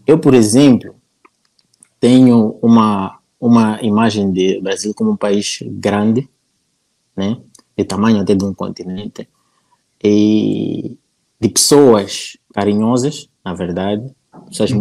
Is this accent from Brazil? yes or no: no; Nampula, Mozambique; accent: northern Mozambican; eu nasci na Ampula